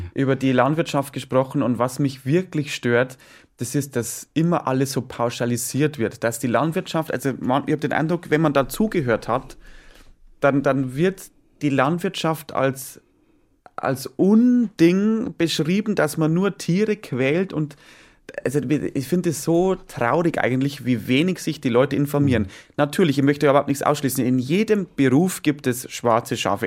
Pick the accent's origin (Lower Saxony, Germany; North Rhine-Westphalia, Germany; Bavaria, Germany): Bavaria, Germany; bei uns in Bayern